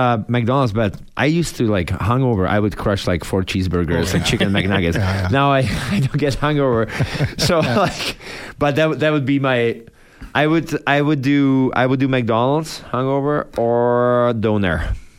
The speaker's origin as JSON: {"language": "English", "country": "Czechia", "moved": "yes", "lives_now": "Canada"}